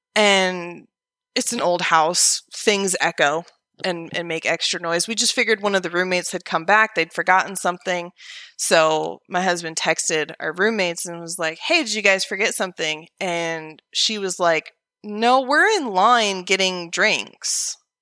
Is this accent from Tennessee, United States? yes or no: no; Oregon, United States; moved away as an adult; also born or lived in Vancouver, Washington; now in Alabama, United States; from Oregon, which is where I was originally born and raised